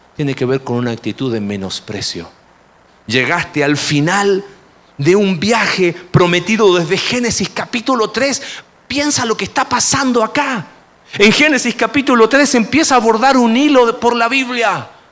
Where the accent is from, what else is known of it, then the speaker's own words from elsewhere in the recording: Mexico; como buen mexicano